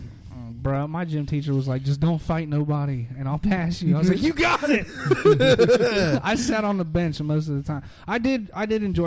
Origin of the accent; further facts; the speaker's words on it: Dayton, Ohio, United States; also born or lived in Huber Heights, Ohio; I come from Huber Heights and Dayton, so I see those people at Walmart